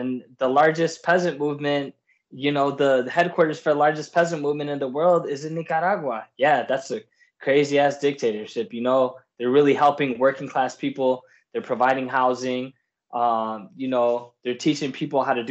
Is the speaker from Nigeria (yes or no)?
no; Puerto Rico; now in Miami, United States; I'm from Borinquen, and I come from a country that was invaded by the U.S., in 1898